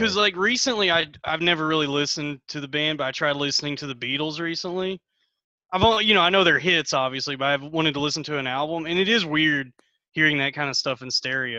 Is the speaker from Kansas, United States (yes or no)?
no; Springtown, Texas, United States; also born or lived in Denton, Texas; Okay. I'm from Springtown.